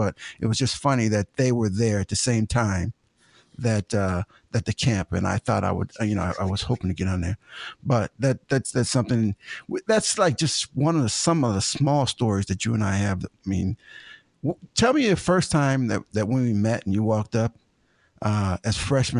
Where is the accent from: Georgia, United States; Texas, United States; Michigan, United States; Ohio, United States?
Ohio, United States; Ashtabula; born or raised there; moved away as an adult